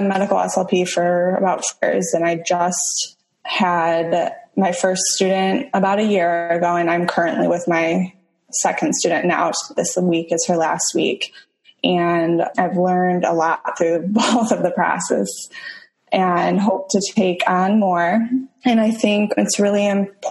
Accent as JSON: {"language": "English", "region": "Michigan", "country": "United States", "also_born_or_lived": "Toledo, Ohio / Tampa Bay, Florida", "moved": "as an adult", "lives_now": "St. Petersburg, United States", "said": "I am originally from Michigan."}